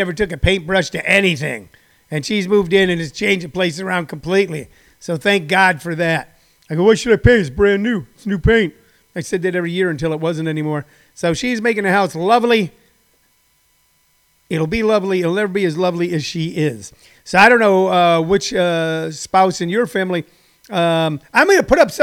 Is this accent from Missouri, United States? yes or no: yes; St. Louis, Missouri, United States; moved away as an adult; also born or lived in House Springs, Missouri; now in Los Angeles, United States; I was born and raised in St. Louis, Missouri, the first 10 years of my life in the inner city of St. Louis, and then the remaining my high school years and my from the time I was 10 until I was 18 or so, I lived in House Springs, Missouri.